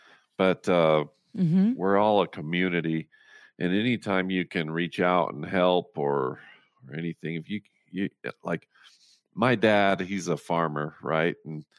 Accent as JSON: {"language": "English", "town": "Roosevelt", "region": "Utah", "country": "United States", "tie": "born or raised there", "said": "Yeah, I was born and raised in Roosevelt, Utah, on a dairy farm."}